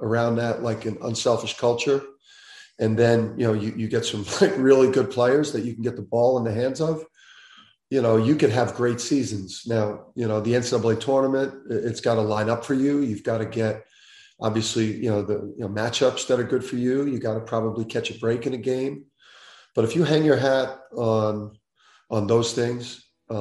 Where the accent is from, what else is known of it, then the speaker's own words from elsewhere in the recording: Jersey City, New Jersey, United States; growing up in Jersey City